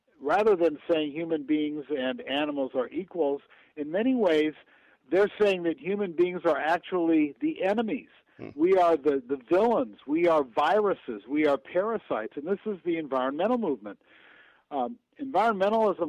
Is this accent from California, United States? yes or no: yes; Los Angeles, California, United States; I grew up in Los Angeles